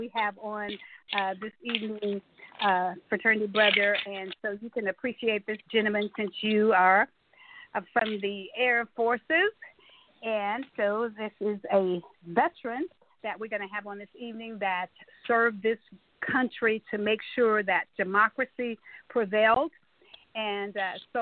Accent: Tyler, Texas, United States; our city, Tyler, Texas, where I was born and bred

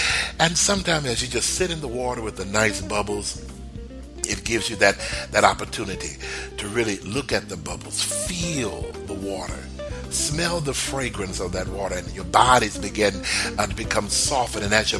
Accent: Texas, United States; I remember when I was growing up in Texas and I was a little boy and I could cut the grass

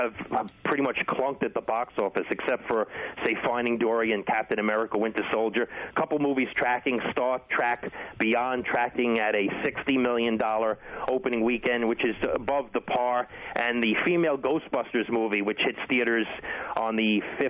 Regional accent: New York City, New York, United States; When I was 11 years old, I grew up in Brooklyn, New York.

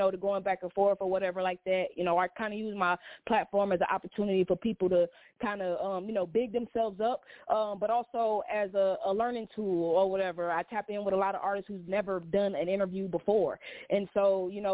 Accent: Detroit, Michigan, United States; now in Atlanta, United States; born and raised in Detroit. I live down here in Atlanta

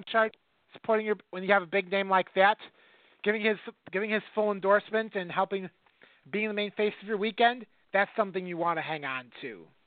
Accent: Wisconsin, United States; my hometown team, the Wisconsin Dragons

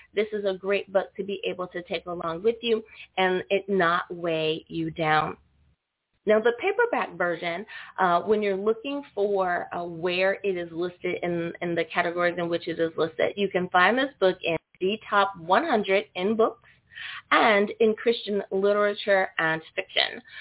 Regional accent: United States; my home country, the good old U.S.

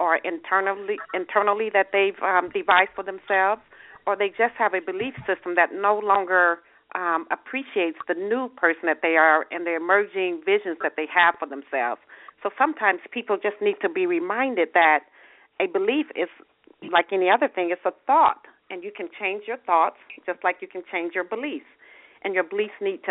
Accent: Michigan, United States; now in Arizona, United States; I'm actually from Michigan, and I live in Arizona now

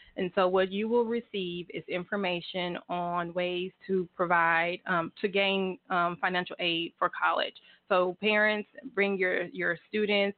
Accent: Houston, Texas, United States; moved away as an adult; now in Tulsa, United States; I'm originally from Houston

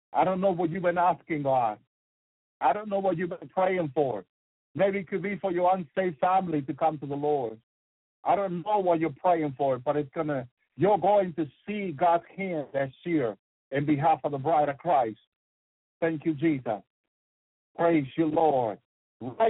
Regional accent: North Carolina, United States; I'm from North Carolina. I need to get back to North Carolina

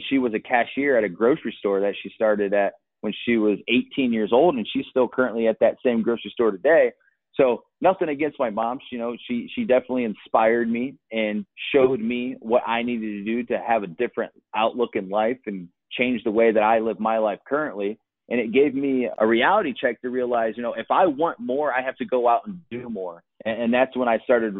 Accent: Akron, Ohio, United States; moved away as an adult; also born or lived in Los Angeles, California; I moved from Ohio, where I'm originally from, Akron, Ohio, all the way to Los Angeles, California

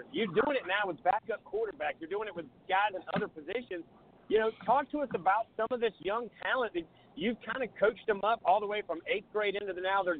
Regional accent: Surfside Beach, South Carolina, United States; now in Charleston, United States; I grew up in Myrtle Beach, but I grew up in Surfside, to be quite honest. I just live south.

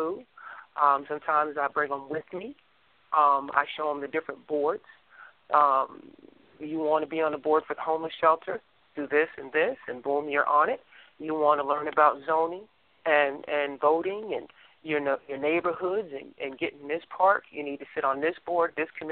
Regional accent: New Jersey, United States; now in Texas, United States; I'm originally from New Jersey and I live in Texas, so I got that East Coast mentality

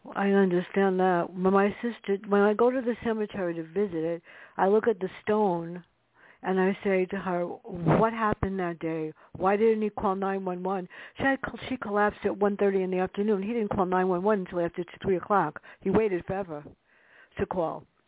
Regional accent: New York City, New York, United States; growing up in the South Bronx

